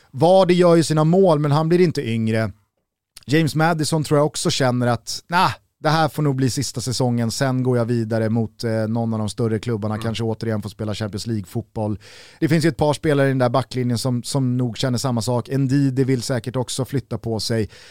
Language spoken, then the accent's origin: Swedish; Sweden; Och det tycker man som svensk är extra kul.